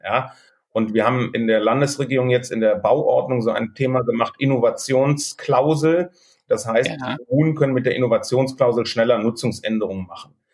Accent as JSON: {"language": "German", "town": "Cologne", "region": "North Rhine-Westphalia", "country": "Germany", "said": "Als Kölner"}